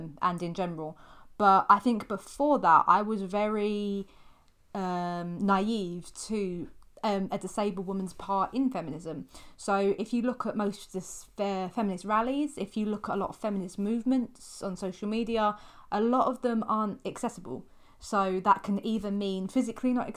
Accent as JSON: {"language": "English", "country": "United Kingdom", "said": "we're British"}